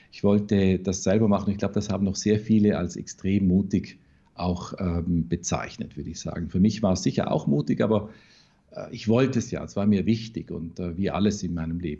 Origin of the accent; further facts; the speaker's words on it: Vorarlberg, Austria; Ja, also ich komme wirklich aus dem Hinterwald, hintersten Bregenzer Wald, eine reine Tourismusregion.